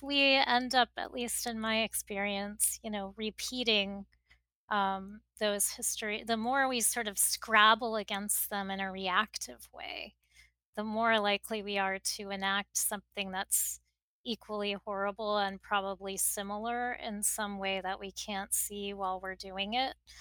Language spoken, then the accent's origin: English; Miami, Florida, United States; moved away as an adult; also born or lived in Texas; now in New York, United States; I grew up in Miami and I, I do, you know, I am of South Florida in a lot of ways and now of New York, having lived here for more than two decades